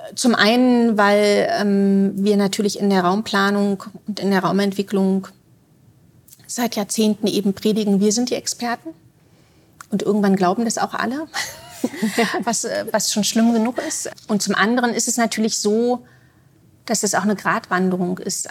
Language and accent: German; Berlin, Germany; moved away as an adult; now in Zurich, Switzerland; Ich würde mich auch nicht mehr als Berlinerin bezeichnen